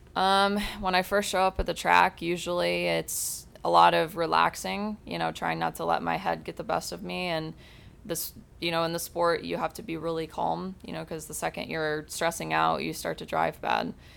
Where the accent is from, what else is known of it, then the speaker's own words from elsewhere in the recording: Granger, Indiana, United States; moved away as an adult; now in Fort Lauderdale, United States; I actually grew up in Granger, Indiana